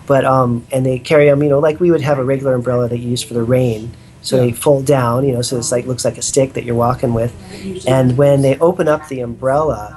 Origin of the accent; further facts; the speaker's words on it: Northern California, United States; also born or lived in Thailand; I'm from Northern California, you know, so we have a lot of pretty classic redwood forests up here